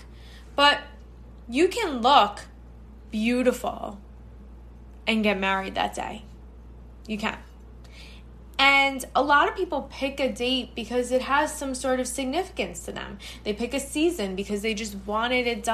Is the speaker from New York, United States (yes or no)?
yes; New York, United States; I am based, born and bred in New York.